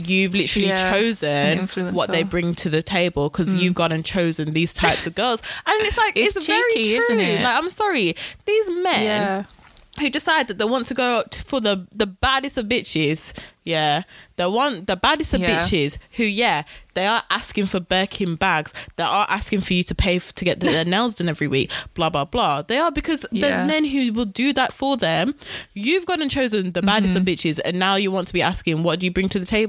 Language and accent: English; United Kingdom; I'm British